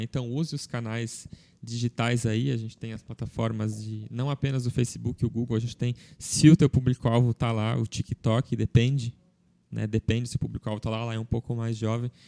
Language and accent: Portuguese; Blumenau, Santa Catarina, Brazil